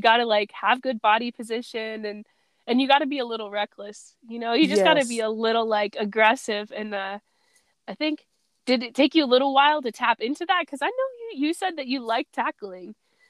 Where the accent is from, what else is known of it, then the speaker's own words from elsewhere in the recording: East Coast, Maryland, United States; moved away as an adult; now in Denver, United States; I'm from the East Coast